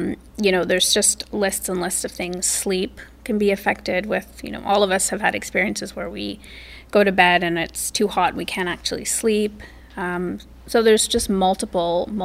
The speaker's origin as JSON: {"language": "English", "country": "Canada", "said": "I'm Canadian."}